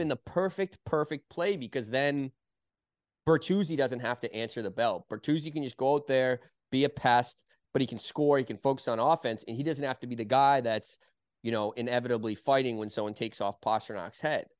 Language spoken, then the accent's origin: English; Boston, Massachusetts, United States; I grew up in Boston